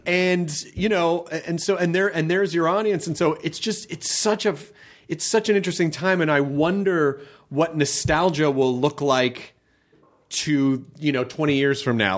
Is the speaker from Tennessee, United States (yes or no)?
yes; Memphis, Tennessee, United States; I grew up in Memphis